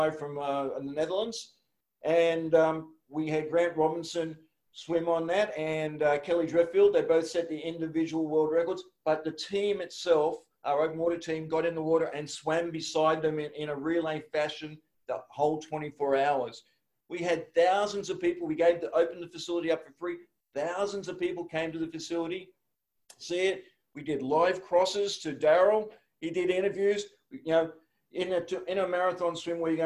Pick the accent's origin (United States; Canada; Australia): Australia; Woy Woy, New South Wales; I'm from Woi Woi.